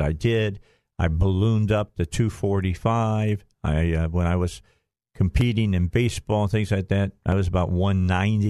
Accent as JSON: {"language": "English", "town": "Chicago", "region": "Illinois", "country": "United States", "tie": "born or raised there", "moved": "yes", "said": "my old stomping ground where I grew up at in Chicago"}